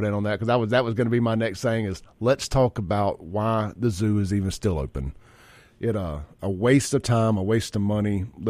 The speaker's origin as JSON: {"language": "English", "town": "Jackson", "region": "Mississippi", "country": "United States", "tie": "born or raised there", "said": "So where I grew up at over in South Jackson, kind of right there on the Byram South Jackson line"}